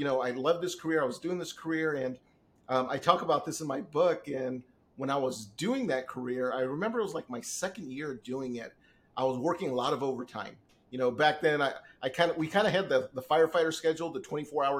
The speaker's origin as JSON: {"language": "English", "region": "Southern California", "country": "United States", "tie": "born or raised there", "also_born_or_lived": "San Diego / Inland Empire", "said": "I've lived out here in Southern California all my life. I was literally born in San Diego"}